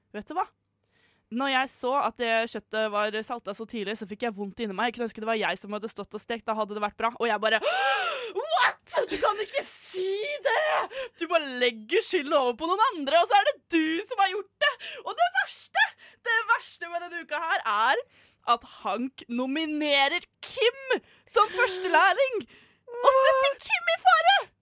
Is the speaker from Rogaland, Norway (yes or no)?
no; Fredrikstad, Østfold, Norway; now in Oslo, Norway; Min favorittby, fordi det er min hjemby.